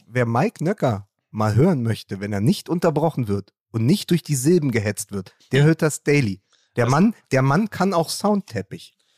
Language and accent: German; Berlin, Germany; als Berliner